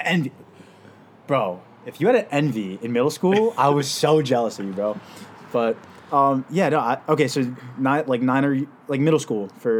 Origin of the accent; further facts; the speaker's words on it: United States; We're Americans.